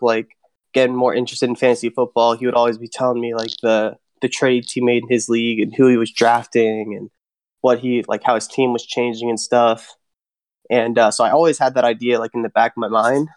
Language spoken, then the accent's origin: English; Hagerstown, Maryland, United States; also born or lived in Pittsburgh, Pennsylvania; from Hagerstown, Maryland. I've been here about 13 years